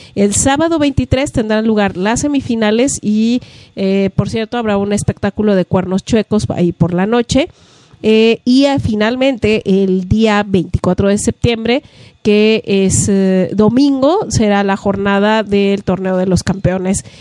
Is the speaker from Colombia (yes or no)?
no; Mexico; como mexicanos